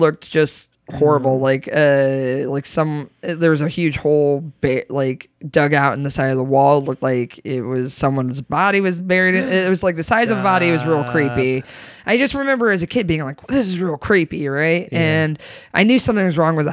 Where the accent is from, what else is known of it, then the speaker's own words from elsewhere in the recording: Grand Rapids, Michigan, United States; also born or lived in San Antonio, Texas / Austin, Texas; now in Chicago, United States; I grew up in Grand Rapids, Michigan